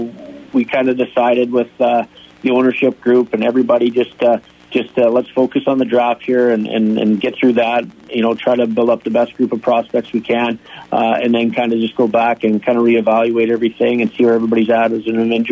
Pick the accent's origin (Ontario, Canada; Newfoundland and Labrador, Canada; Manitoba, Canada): Manitoba, Canada; rural; also born or lived in Minot, North Dakota; now in Sioux Falls, United States; I grew up in a small town in rural Manitoba. It's a farming community.